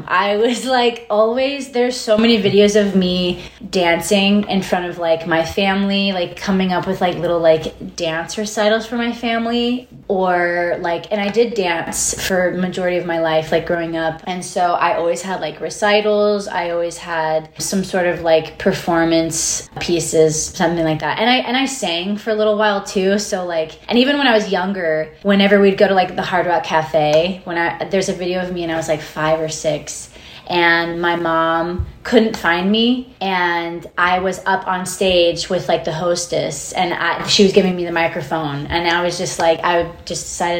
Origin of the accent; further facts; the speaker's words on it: Nashville, Tennessee, United States; Nashville is the longest that I've lived anywhere, so I would, you know, I am from Nashville, I would say.